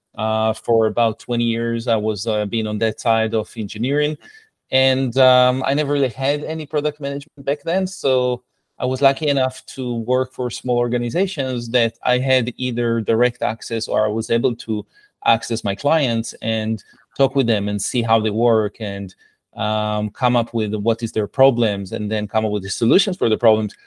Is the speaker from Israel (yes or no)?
yes; Israel; English is a second language; moved away as an adult; I was uh, born and raised in Israel